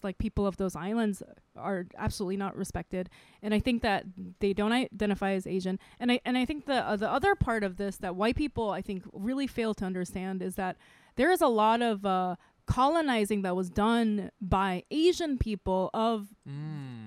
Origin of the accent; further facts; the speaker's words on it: Micronesia; also born or lived in Saipan / South Korea; now in United States; I grew up in Micronesia